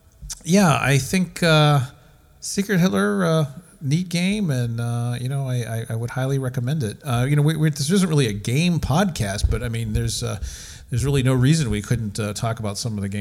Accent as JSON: {"language": "English", "country": "United States", "said": "for being an American and having grown up for years with the American film"}